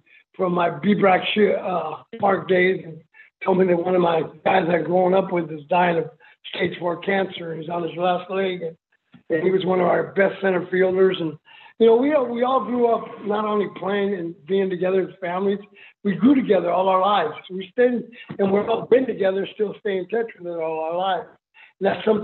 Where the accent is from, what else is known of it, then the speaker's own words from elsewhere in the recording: California, United States; also born or lived in El Paso, Texas; my mom put us to work in the fields of California. That's why we moved from El Paso to California